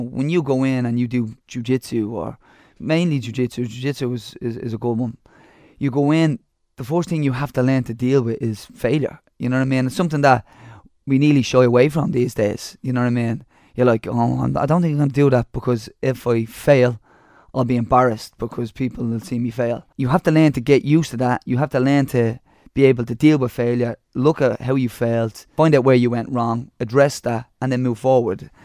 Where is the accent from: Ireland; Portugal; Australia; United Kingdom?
Ireland; Dublin, Leinster; I come from Ballymun